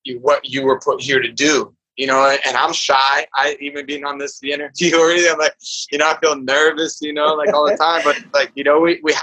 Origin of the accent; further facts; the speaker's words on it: Tacoma, Washington, United States; also born or lived in San Diego; now in Portland, United States; my hometown where I went to high school in Tacoma, Washington